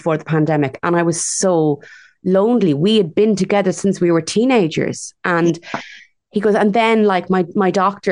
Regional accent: Ireland; as Irish women

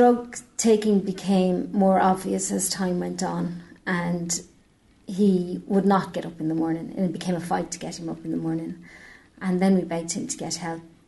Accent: Dublin, Leinster, Ireland; now in Nenagh, Ireland; I'm from Dublin originally, moved down.

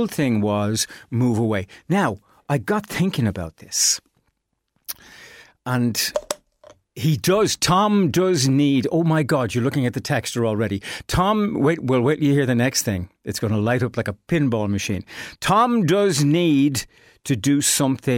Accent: Ireland; as Irish people

